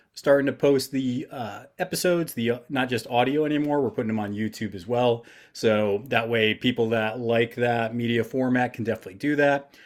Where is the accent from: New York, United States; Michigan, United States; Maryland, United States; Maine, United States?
New York, United States; I'm from New York